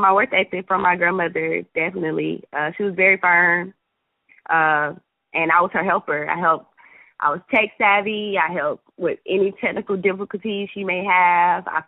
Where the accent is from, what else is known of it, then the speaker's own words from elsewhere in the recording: Atlanta, Georgia, United States; I'm half Jamaican, half American, born and raised in Atlanta